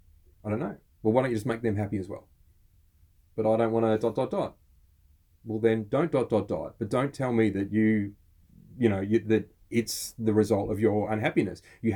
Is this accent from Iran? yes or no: no; Australia